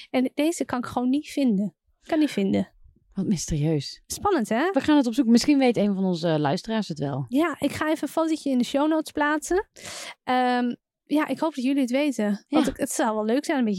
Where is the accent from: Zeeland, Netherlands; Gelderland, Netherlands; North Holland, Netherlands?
North Holland, Netherlands; Amsterdam; vanuit Amsterdam als Amsterdammer doe je dat natuurlijk standaard.